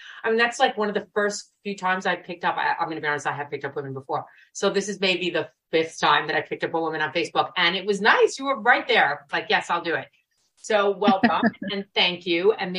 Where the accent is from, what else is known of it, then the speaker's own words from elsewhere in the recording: New York City, New York, United States; accent: Brooklyn; I know we're butchering her name with my Brooklyn accent.